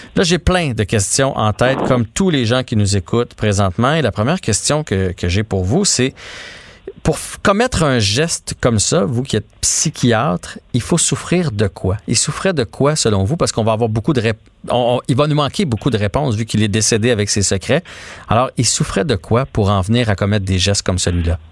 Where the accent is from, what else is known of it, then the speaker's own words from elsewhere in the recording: Quebec, Canada; en tant que Québécois